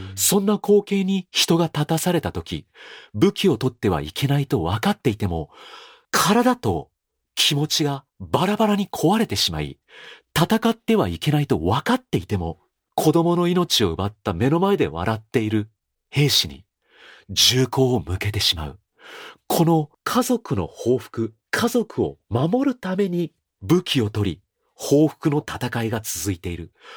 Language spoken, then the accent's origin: Japanese; Fuji, Shizuoka, Japan; 僕のふるさとである静岡県富士市、田子の浦という港町にある僕の実家